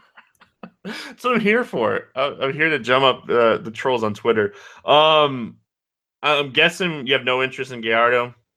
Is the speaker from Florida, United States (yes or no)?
yes; DeLand, Florida, United States; Deland, like my hometown